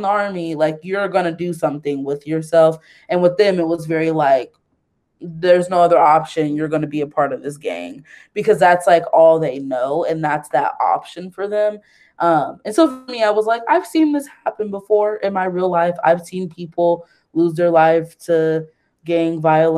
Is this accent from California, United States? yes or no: yes; the Bay Area, California, United States; moved away; we're all like from the Bay Area